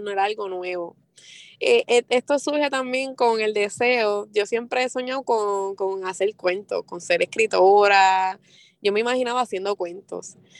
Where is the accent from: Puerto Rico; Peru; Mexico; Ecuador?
Puerto Rico; Vega Baja; also born or lived in Mayagüez / Río Piedras; de dónde soy, salgo de Vega Baja, de Mayagüez, también he estado por Río Piedra